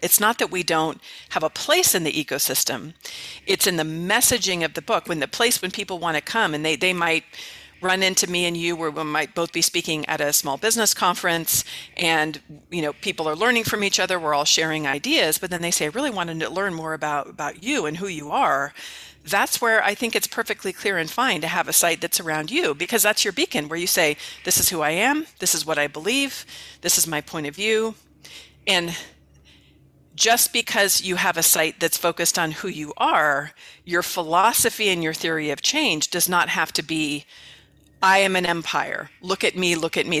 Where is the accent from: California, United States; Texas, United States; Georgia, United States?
California, United States; the Bay Area; now in Mesa, United States; I'm from the Bay Area in, in, in California originally